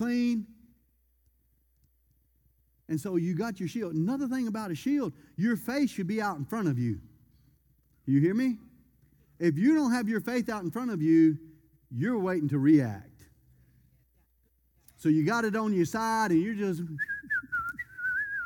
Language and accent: English; Louisiana, United States; I'm from Louisiana